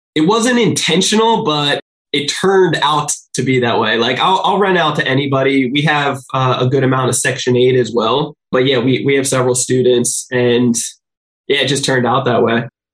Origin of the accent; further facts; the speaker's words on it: New Jersey, United States; now in San Diego, United States; I'm from New Jersey originally.